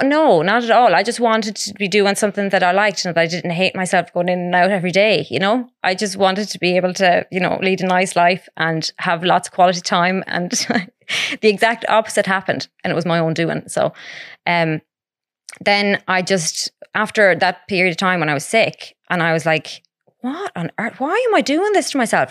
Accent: Mount Falcon, Connacht, Ireland; also born or lived in Edinburgh; I'm from Mount Falcon

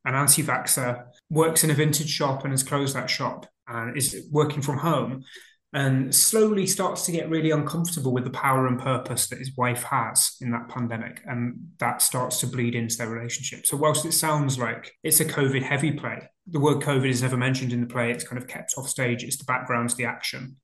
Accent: Boston, East Midlands, United Kingdom; I grew up in Lincolnshire in a place called Boston

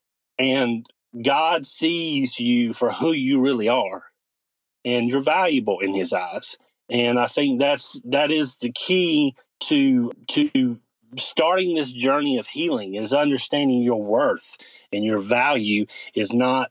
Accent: North Carolina, United States; born and raised in North Carolina. That's where I currently am

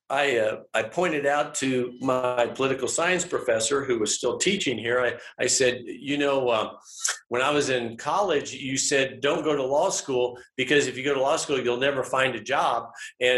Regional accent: St. Joseph, Missouri, United States; also born or lived in Kansas City, Kansas; now in Atchison, United States; I grew up in Kansas City, Kansas. And then when I was 9, we moved to St. Joseph, Missouri

